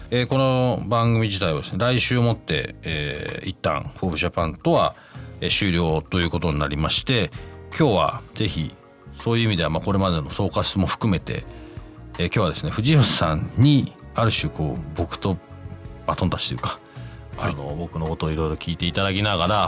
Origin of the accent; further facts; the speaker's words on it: United Kingdom; 僕12歳から25歳までイギリスで育ったんで